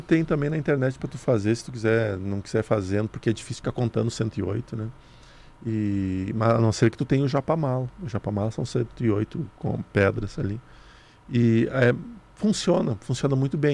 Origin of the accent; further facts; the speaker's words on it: near Sananduva, Rio Grande do Sul, Brazil; lá perto de onde eu nasci.